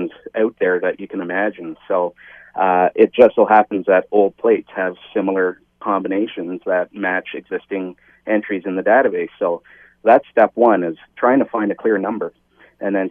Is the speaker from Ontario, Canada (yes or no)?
yes; Eastern Ontario, Canada; I'm from Eastern Ontario myself.